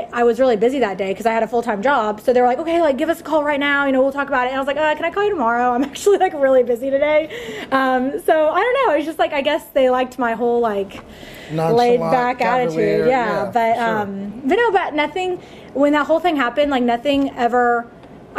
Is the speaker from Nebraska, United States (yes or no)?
no; Dallas, Texas, United States; born and raised in Dallas, Texas